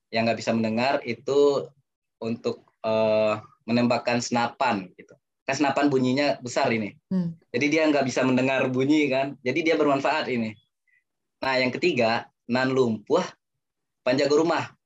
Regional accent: West Sumatra, Indonesia; first language Minangkabau; karena di pepatah Minang mengatakan ini Minangkabau di kampung saya itu bahasa Minang ya

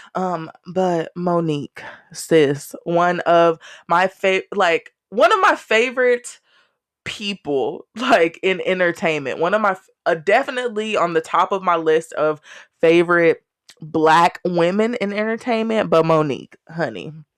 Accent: Texas, United States; I'm Texan and Black and country as fuck.

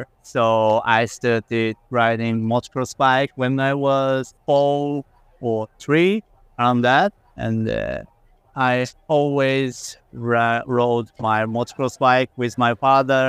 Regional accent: Japan; my home country

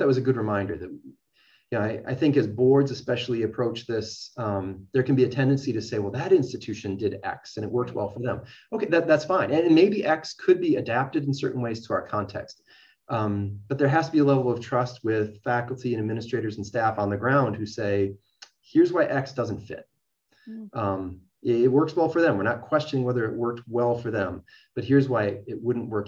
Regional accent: Minnesota, United States; St. Cloud State, a state institution, a public institution in my home state

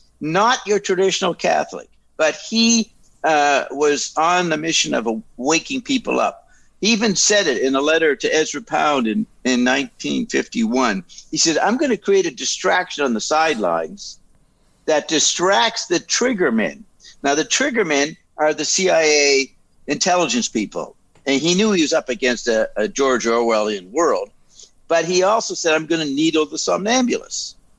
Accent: Paris, Île-de-France, France; born there; I was involved in intelligence way back in Europe because I was born in Paris.

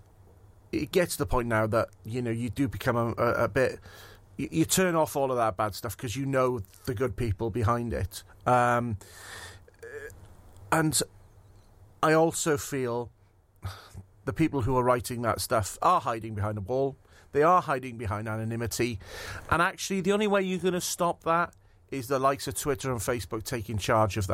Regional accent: Bridgend, Wales, United Kingdom; grew up in a town, as you said, Bridgend, as it happens, which is halfway between Cardiff and Swansea

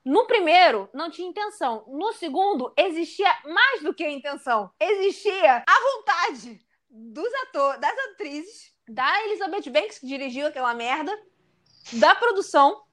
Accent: Rio de Janeiro, Brazil; Bangu é o meu bairro aqui do Rio, subúrbio, eu não esqueço que eu sou de Bangu

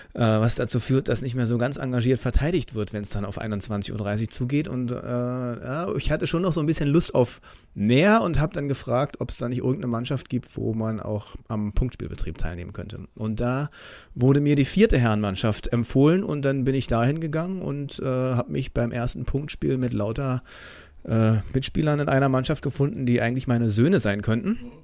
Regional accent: Bernau bei Berlin, Brandenburg, Germany; moved away as an adult; now in Itzehoe, Germany; aufgewachsen bin ich tatsächlich in Bernau, bis ich 19 war

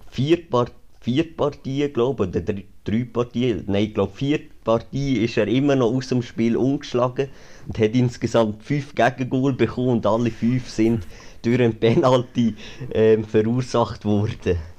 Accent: Lucerne, Switzerland; und ja, dort hätten wir als Luzerner sich ganz klar wollen, drei Punkte holen

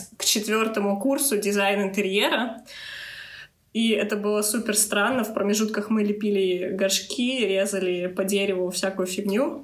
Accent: Moscow Oblast, Russia; moved away; я всего лишь из Московской области

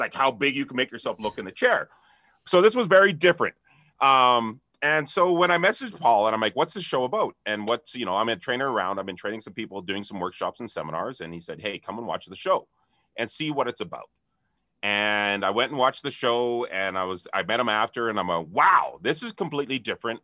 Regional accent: Canada; being Canadian

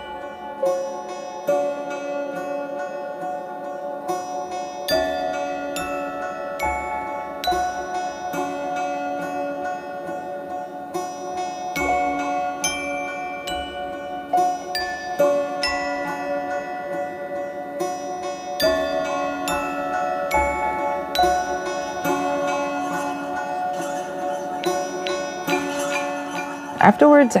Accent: United States; I am from the Villas Reservation

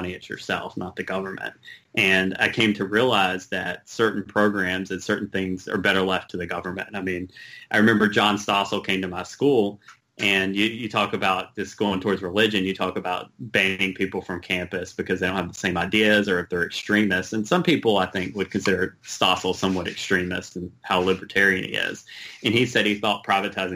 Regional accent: American South, United States; accent: Southern; moved away as an adult; also born or lived in Los Angeles; I grew up in a Southern Baptist church

